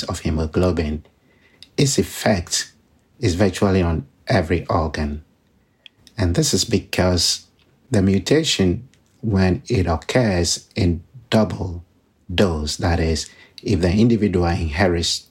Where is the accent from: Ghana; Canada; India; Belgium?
Ghana; moved away; I was born in Ghana, in West Africa, which has a high burden of disease